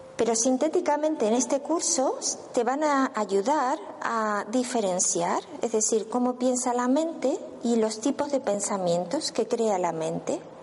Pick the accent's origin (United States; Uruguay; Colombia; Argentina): Argentina; moved away as an adult; yo soy de Argentina, pero bueno, ya hace 12 años que estoy aquí